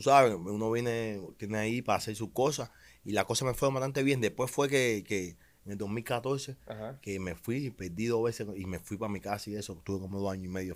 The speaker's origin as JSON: {"language": "Spanish", "country": "Cuba", "tie": "born or raised there", "moved": "as an adult", "lives_now": "United States", "said": "yo soy un peleador de los seis años, he ganado, gané muchos campeonatos en Cuba"}